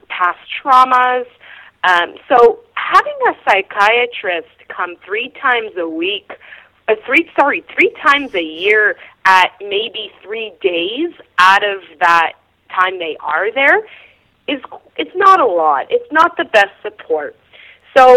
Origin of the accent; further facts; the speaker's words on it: York Region, Ontario, Canada; moved away as an adult; also born or lived in Nunavik; Growing up in York Region